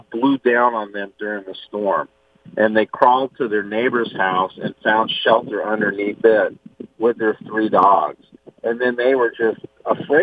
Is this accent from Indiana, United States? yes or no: no; New Orleans, Louisiana, United States; moved away as an adult; now in Virginia, United States; New Orleans was my hometown. I spent almost 25 years in the hotel restaurant business there